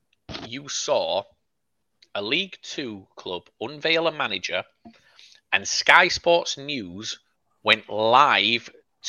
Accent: Yorkshire and the Humber, United Kingdom; we're from Yorkshire.

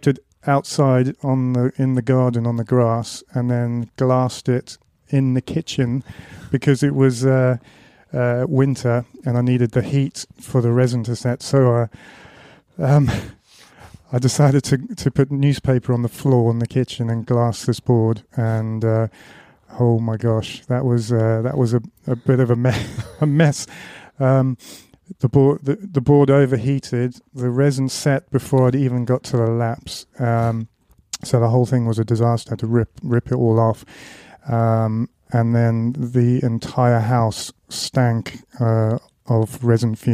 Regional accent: Amanzimtoti, KwaZulu-Natal, South Africa; also born or lived in Johannesburg, South Africa; now in United Kingdom; I was born in Johannesburg, but I spent most of my youth and my surfing years on the Natal south coast, just south of Durban.

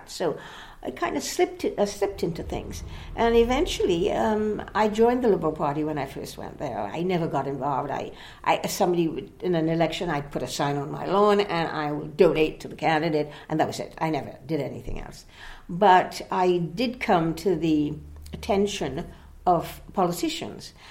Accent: British Columbia, Canada; But I thought, a British Columbia woman, and I come from British Columbia, we never get to be anything nationally.

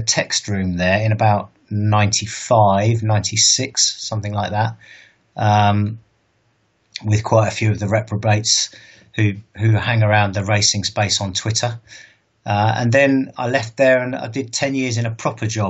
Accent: Bournemouth, South West England, United Kingdom; moved away as an adult; also born or lived in London; So I'm originally from Bournemouth. I was born and raised there. I moved to London when I was 21

